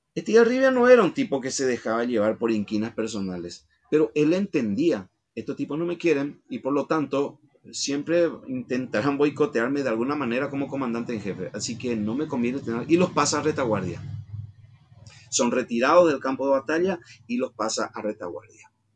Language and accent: Spanish; Paraguay